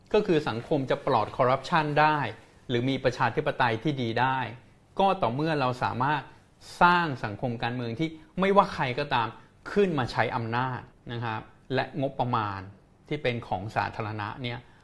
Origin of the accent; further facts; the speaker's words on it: Thailand; ผมก็เป็นคนไทยเกิดเติบโตที่นี่